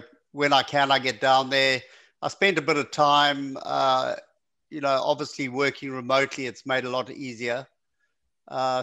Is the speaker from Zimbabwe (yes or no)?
yes; Zimbabwe; Zimbabwean, which is close enough. Yeah, so okay. Southern Africa. Yeah, I was born and raised in Zimbabwe.